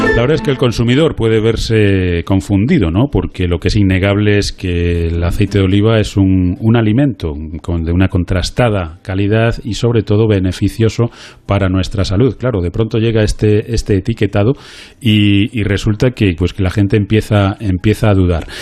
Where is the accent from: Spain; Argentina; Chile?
Spain; como españoles